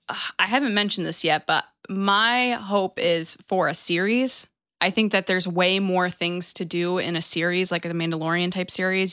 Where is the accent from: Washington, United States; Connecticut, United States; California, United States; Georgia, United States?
Connecticut, United States; I'm from Connecticut